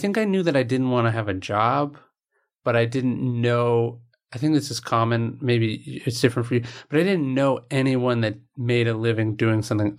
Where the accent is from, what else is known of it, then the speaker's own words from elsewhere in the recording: Sacramento, California, United States; Yeah, I grew up in right outside Sacramento.